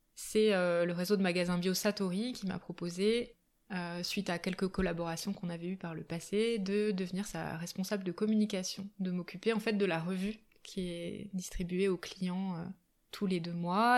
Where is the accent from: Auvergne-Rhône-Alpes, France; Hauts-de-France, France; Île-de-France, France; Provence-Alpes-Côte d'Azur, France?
Auvergne-Rhône-Alpes, France; Albertville; also born or lived in Japan; now in Grenoble, France; J'ai grandi en Savoie, du côté d'Albertville. Euh, voilà, jusqu'à jusqu'à mes 20 ans à peu près.